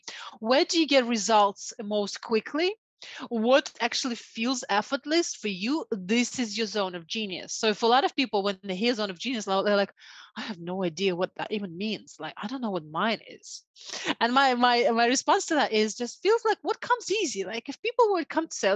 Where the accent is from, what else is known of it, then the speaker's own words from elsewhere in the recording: Siberia, Russia; moved away; I was brought up in the Siberian part of Russia during communism time